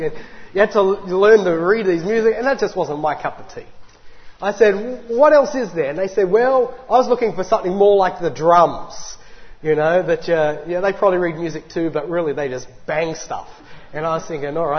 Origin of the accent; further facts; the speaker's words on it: Lithgow, New South Wales, Australia; also born or lived in Newcastle, New South Wales; I was born up north in Newcastle on the beautiful Lake Macquarie. But I spent my early and formative years in another great metropolis, the great city of Lithgow.